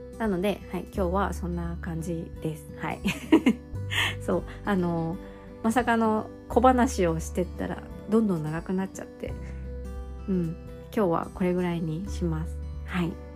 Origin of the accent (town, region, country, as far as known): Japan